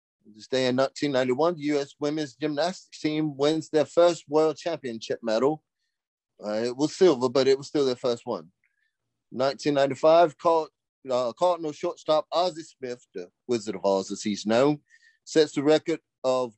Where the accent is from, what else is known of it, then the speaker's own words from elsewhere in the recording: United Kingdom; I am British